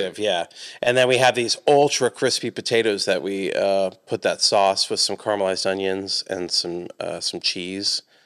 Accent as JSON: {"language": "English", "town": "Atlanta", "region": "Georgia", "country": "United States", "tie": "born or raised there", "moved": "yes", "lives_now": "Johnson City, United States", "said": "I grew up, I'm from Atlanta"}